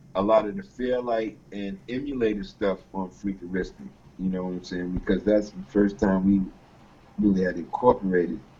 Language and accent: English; Atlantic coast, East Coast, United States; we're from the Atlantic coast